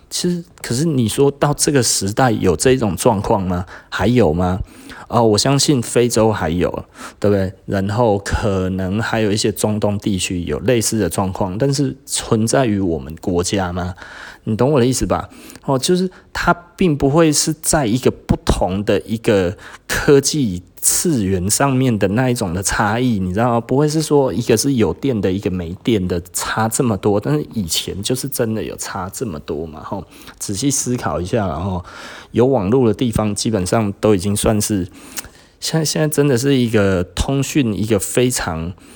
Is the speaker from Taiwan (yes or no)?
yes; Taiwan; 我们台湾人是有一点政治太过于狂热了